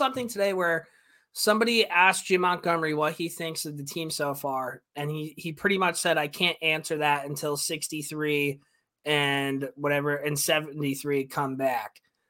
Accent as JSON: {"language": "English", "town": "Montreal", "region": "Quebec", "country": "Canada", "tie": "born or raised there", "said": "I grew up in Montreal and I was a Boston Bruins fan."}